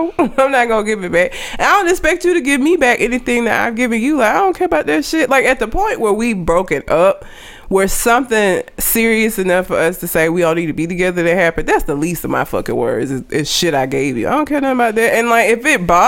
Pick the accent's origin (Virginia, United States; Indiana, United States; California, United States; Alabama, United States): Alabama, United States; because I've lived here my whole life, so I'm not really sure why I wouldn't sound like I'm from Alabama